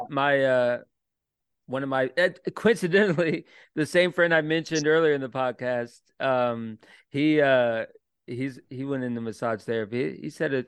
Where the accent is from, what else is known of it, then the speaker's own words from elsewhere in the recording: Orlando, Florida, United States; now in Richmond, United States; when I moved to Richmond. I'm from Orlando, like small town.